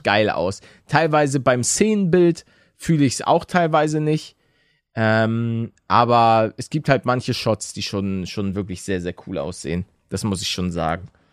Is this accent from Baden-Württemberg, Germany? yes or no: no; Hamburg, Germany; ich, bin ja auch aus Hamburg